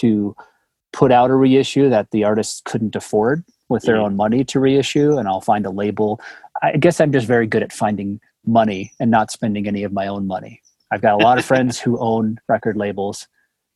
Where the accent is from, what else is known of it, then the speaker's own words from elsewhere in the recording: Denver, Colorado, United States; I'm from Denver, Colorado